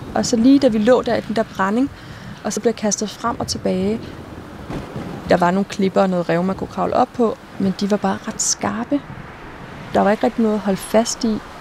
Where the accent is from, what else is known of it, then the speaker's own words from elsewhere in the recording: Denmark; hvor man er født og opvokset i Danmark